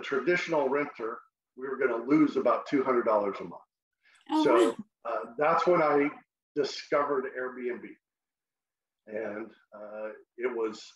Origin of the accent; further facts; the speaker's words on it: Texas, United States; also born or lived in San Antonio, Texas; I'm from Texas. And if you don't know, if you can't tell by my accent, I grew up in Texas and have spent the last 20 years in San Antonio